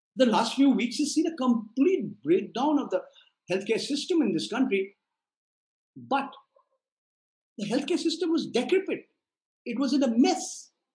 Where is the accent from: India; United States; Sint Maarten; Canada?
India; I'm as patriotic as any Indian